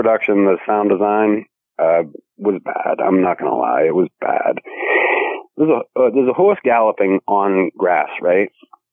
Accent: Boston, Massachusetts, United States; accent: Bostonian; I'm from Boston

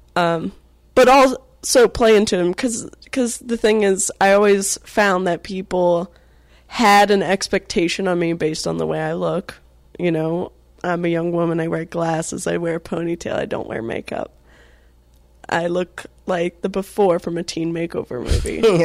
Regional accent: Atlanta, Georgia, United States; also born or lived in North Carolina; I grew up in Atlanta

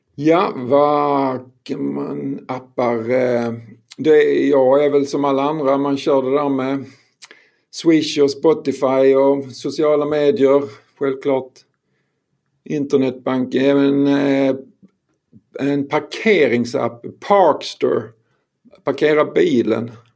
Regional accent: Skåne, Sweden; jag är skåning

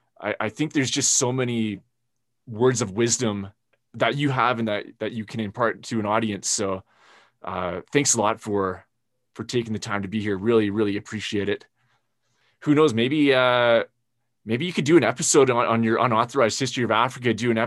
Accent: Canada; as a Canadian

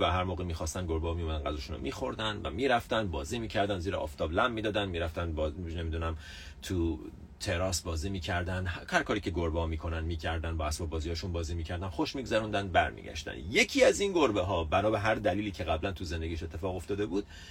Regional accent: Iran; ماها ایرانی ها تو جوامعی بزرگ شدیم که فقر جزو باورهای اصلی بوده

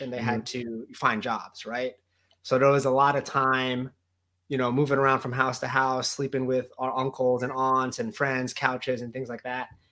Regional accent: New Jersey, United States; I grew up in New Jersey

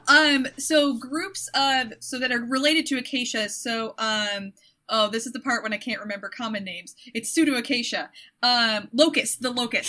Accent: Michigan, United States; I'm from Michigan, and everything that I know, I relate back to Michigan

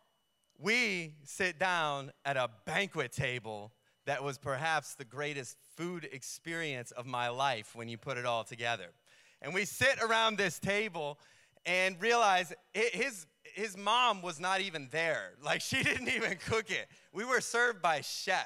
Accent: New York, United States; I was from New York

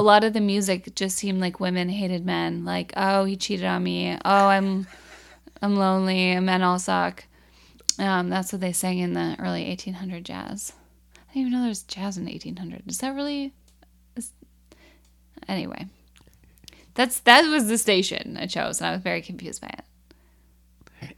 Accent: Minnesota, United States; we're Minnesotan

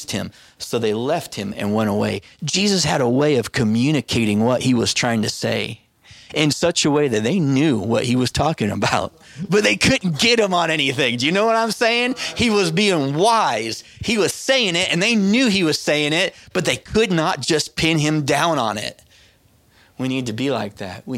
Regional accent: United States; I'm an American

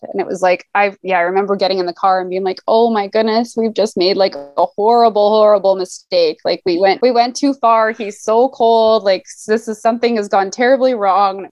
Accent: Alberta, Canada; now in Vancouver, Canada; I grew up in Alberta

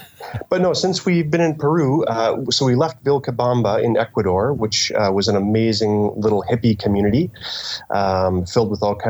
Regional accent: Canada; I'm a writer from Canada and I am currently in Nazca, Peru

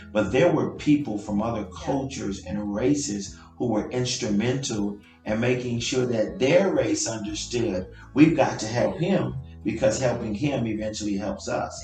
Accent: Guatemala; English is a second language; now in United States; I'm from Guatemala

